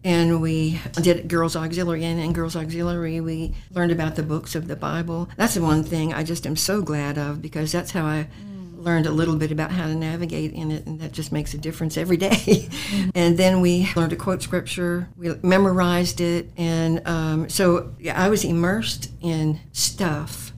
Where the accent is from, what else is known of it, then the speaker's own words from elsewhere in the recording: Portsmouth, Virginia, United States; also born or lived in Salem, Virginia; I was born in Portsmouth, Virginia. I lived in Portsmouth, Virginia um, when I was a very young little girl